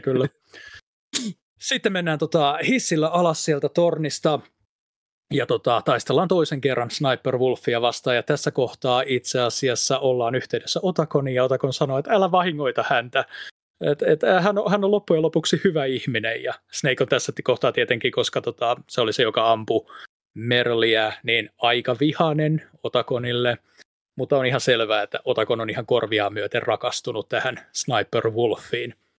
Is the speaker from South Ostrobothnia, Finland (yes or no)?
no; Pori, Satakunta, Finland; accent: Pori dialect; Anteeksi porin murteeni